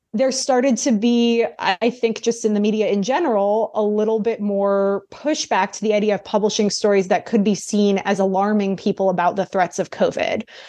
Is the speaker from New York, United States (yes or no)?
yes; New York City, New York, United States; I grew up in New York City